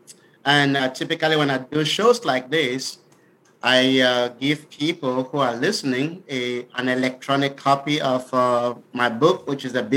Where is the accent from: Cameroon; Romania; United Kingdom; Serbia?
Cameroon; moved away as an adult; also born or lived in Milwaukee, Wisconsin, United States; now in Dallas, United States; I was born and raised in Africa, Cameroon specifically. So when I came to the United States over 20 years ago